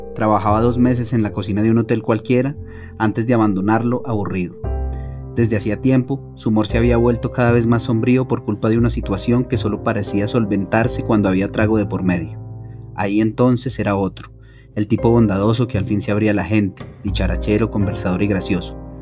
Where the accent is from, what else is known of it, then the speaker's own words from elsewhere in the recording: Manizales, Caldas, Colombia; moved away as an adult; also born or lived in Bogotá; más en una cultura paisa como de la que yo vengo, yo nací en Manizales